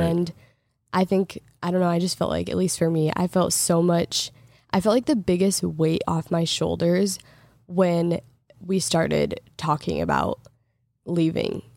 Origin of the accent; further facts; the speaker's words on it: Portland, Oregon, United States; moved away as an adult; also born or lived in Los Angeles / Texas; now in Michigan, United States; I grew up in Portland and it was gray, like, every single day, but I was also in high school